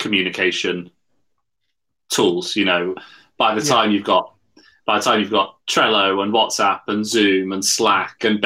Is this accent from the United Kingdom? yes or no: yes; Yorkshire and the Humber, United Kingdom; I'm a Yorkshireman.